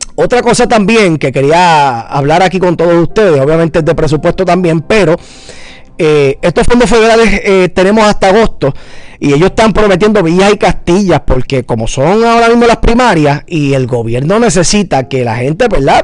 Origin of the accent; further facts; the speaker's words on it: Puerto Rico; como puertorriqueños